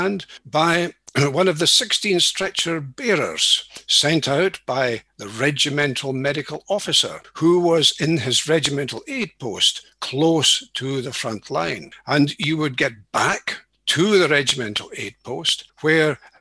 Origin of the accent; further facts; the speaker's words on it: East Neuk of Fife, Scotland, United Kingdom; moved away as an adult; also born or lived in St Andrews / Edinburgh; now in Aberdeen, United Kingdom; I was born in St Andrews and brought up in the East Duke of Fife.